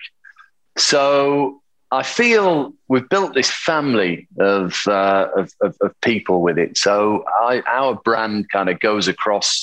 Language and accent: English; Yorkshire and the Humber, United Kingdom; accent: Yorkshire; now in London, United Kingdom; I grew up in a small town in the north of England, in Yorkshire. And even though I've, you know, been in London for 27 years or whatever, my accent is still very Yorkshire